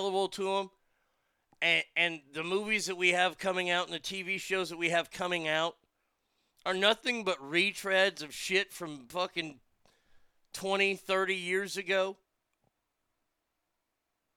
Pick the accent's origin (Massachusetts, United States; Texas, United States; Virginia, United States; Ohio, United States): Texas, United States; I grew up in Texas